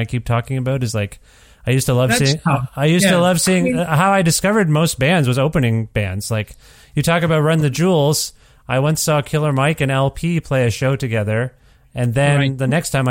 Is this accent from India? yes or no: yes; India; I'm Indian